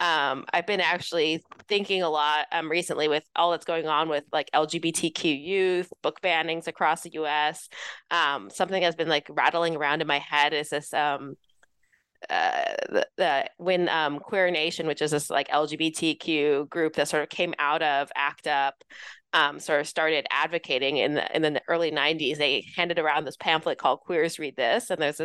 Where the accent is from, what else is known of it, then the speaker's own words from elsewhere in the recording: Los Angeles, California, United States; also born or lived in New York City; Yeah, so I grew up in Southern California, Los Angeles area.